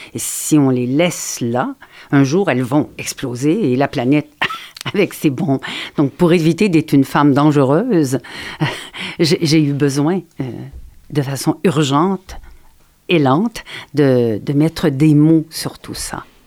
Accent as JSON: {"language": "French", "region": "Quebec", "country": "Canada", "said": "je suis canadienne"}